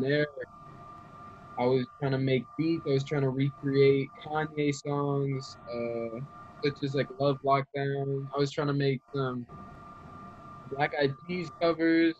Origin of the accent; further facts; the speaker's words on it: Raleigh, North Carolina, United States; I'm um, from Raleigh, North Carolina, mm-hmm. born and raised